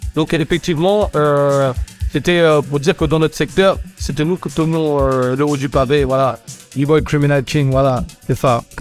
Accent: Plaisir, Île-de-France, France; also born or lived in Senegal; je viens de plaisir, ouais, dans 78, dans un quartier qui s'appelle le Balibou, qui est à 5, 6, 7 km de trappe. Donc voilà, c'est là d'où je viens, c'est là où j'ai grandi. Je suis arrivé là-bas en 1975 en provenance du Sénégal

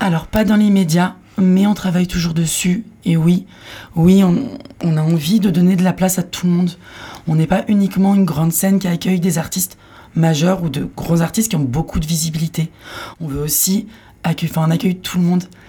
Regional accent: Paris region, Île-de-France, France; moved away as an adult; also born or lived in Philippines / Landes; je viens de Paris, de région parisienne.

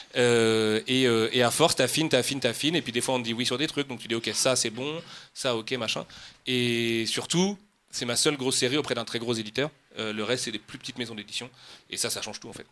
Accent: Nantes, Pays de la Loire, France; moved away as an adult; now in Oise, France; Moi, je suis un vrai Nantais, euh, vrai Nantais. et je déménageais pour la première fois de ma vie loin de Nantes

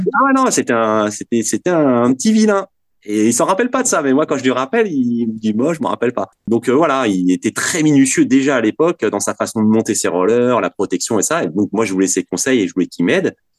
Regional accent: Vanves, Île-de-France, France; j'étais en sixième et j'étais avec trois potes à moi et euh, on habitait Vanves, donc euh, porte de Brancion

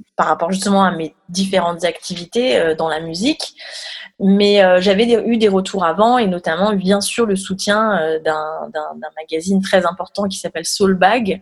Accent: France; qu'on est français

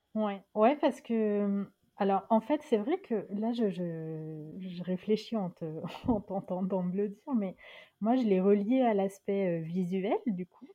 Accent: France; also born or lived in Dakar, Senegal; la France, c'est chez moi, c'est mon pays.

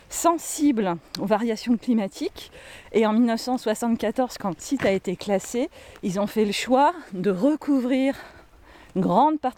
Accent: Hauts-de-France, France; les théâtres antiques dans le nord de la Gaule, donc chez nous en Picardie, ils sont pas faits comme à Orange dans le sud.

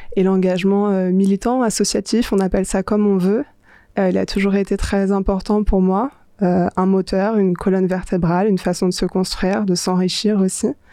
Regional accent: Paris, Île-de-France, France; j'ai grandi à Paris

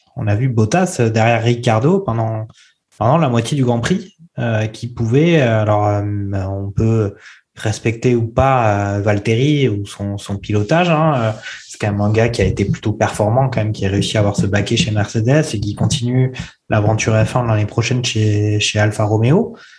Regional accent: France; Quand on est français

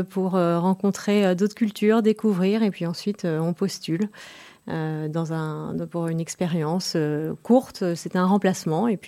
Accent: France; Je suis française, tout à fait.

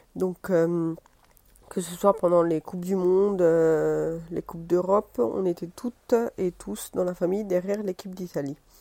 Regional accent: France; also born or lived in Italy (ancestry); now in Rome, Italy; je suis d'origine italienne. Je suis née en France

